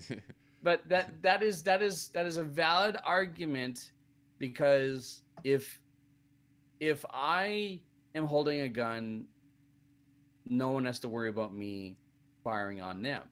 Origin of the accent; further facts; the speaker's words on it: Canada; me being Canadian